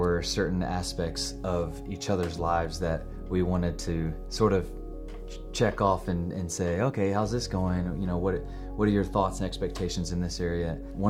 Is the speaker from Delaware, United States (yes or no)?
no; Atlanta, Georgia, United States; moved away as an adult; now in Austin, United States; I'm from Atlanta, Georgia.